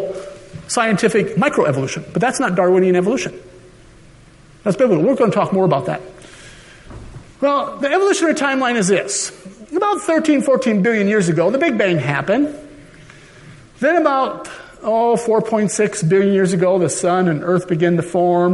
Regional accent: Minnesota, United States; now in Colorado, United States; I was originally from Minnesota

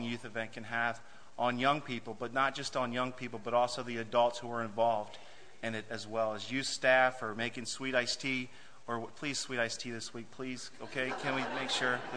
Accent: West Virginia, United States; moved away as an adult; now in Germany; West Virginia, that's my home. That's where I was born and raised and spent the first 26 years of my life

